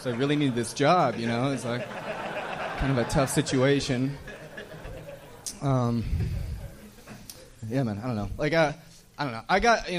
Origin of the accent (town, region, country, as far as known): Winnipeg, Manitoba, Canada; born or raised there; also born or lived in Santa Barbara; now in Los Angeles, United States